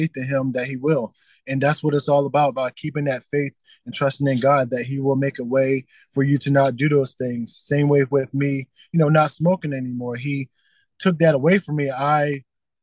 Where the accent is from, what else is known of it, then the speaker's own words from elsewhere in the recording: Delaware, United States; moved away as an adult; now in Richmond, United States; born and raised in Delaware